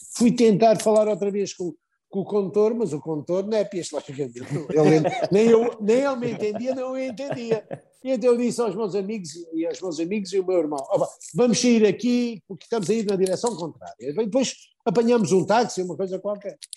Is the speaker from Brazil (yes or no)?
no; Portugal